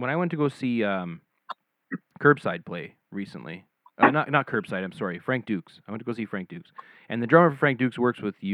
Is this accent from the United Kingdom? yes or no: yes; Scotland, United Kingdom; I'm I'm from Scotland, so I love